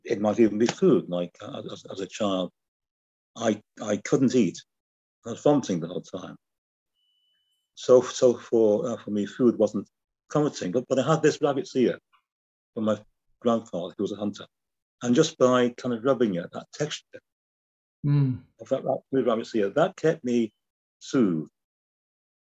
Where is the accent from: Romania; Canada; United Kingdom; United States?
United Kingdom; the North of England; being a Northerner